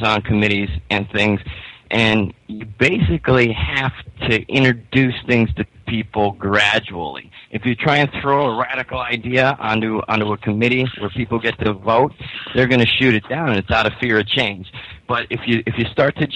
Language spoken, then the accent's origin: English; Pittston, Pennsylvania, United States; my hometown of Pittston, Pennsylvania